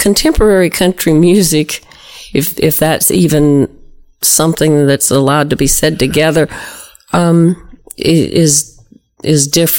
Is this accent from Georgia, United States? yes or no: yes; South Georgia, United States; There's things I say because I'm from South Georgia that don't sound like anybody else.